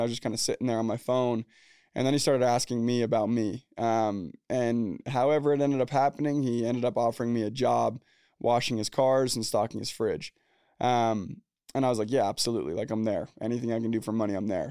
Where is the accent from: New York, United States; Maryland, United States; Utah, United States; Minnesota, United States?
Utah, United States; Orem; also born or lived in Provo, Utah; I was born in Orem, Utah, Provo, Utah. Grew up in Orem, Utah